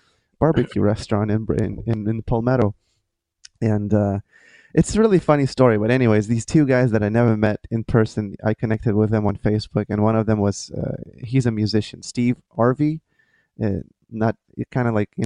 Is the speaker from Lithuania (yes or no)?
yes; Lithuania; English is a second language; moved away as an adult; now in Florida, United States; I transferred to a music conservatory in my hometown